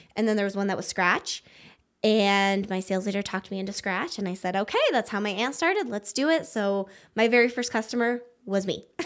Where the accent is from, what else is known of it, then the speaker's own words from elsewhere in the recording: Wyoming, United States; moved away as an adult; now in Prescott, United States; I grew up in Wyoming